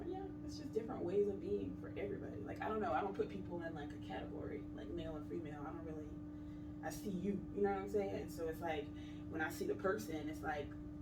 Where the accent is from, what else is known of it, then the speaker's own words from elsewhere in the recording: Sumter, South Carolina, United States; moved away; I'm originally from South Carolina. It's a small town, small military town. It's called Sumter. It's my hometown, but I've been here 16 years, so this is home.